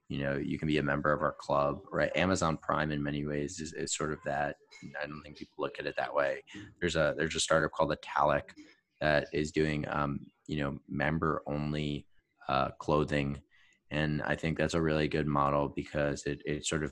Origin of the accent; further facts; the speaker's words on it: New York, United States; moved away; growing up in New York, obviously very familiar with Broadway